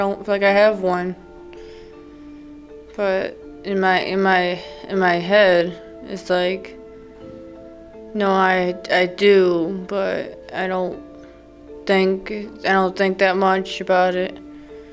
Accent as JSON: {"language": "English", "town": "Charlotte", "region": "North Carolina", "country": "United States", "tie": "born or raised there", "said": "I grew up in Charlotte with my parents"}